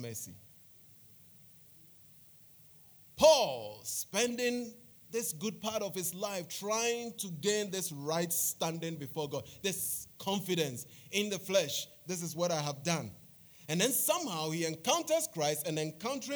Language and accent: English; Accra, Greater Accra, Ghana; Bubuyashi is one of the finest suburbs in Accra